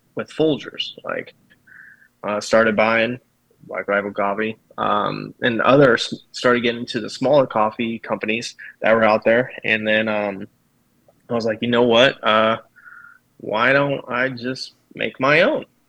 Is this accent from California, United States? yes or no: no; Kansas, United States; also born or lived in Colorado / Fort Hood, Texas; grew up in Kansas um, probably since I've been about three. So uh, real small town